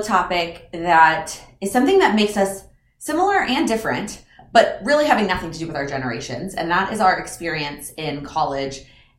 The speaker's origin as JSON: {"language": "English", "region": "Texas", "country": "United States", "also_born_or_lived": "Illinois", "said": "even though I was originally from Texas, since I'd gone to high school in Illinois, I didn't know very many people."}